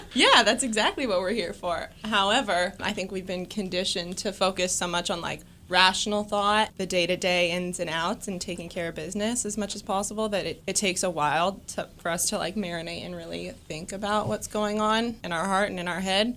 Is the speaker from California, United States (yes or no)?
yes; California, United States; I grew up in California and I played, uh, college softball in California